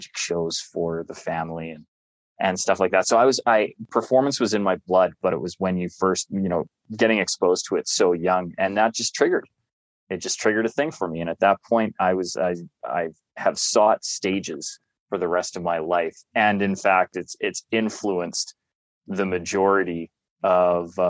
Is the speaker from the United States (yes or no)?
no; Calgary, Alberta, Canada; right across from City Hall was the main theater district for Calgary, where I grew up